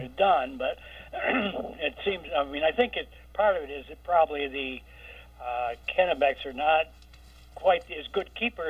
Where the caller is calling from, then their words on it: Worcester, Vermont, United States; I'm calling in from Worcester.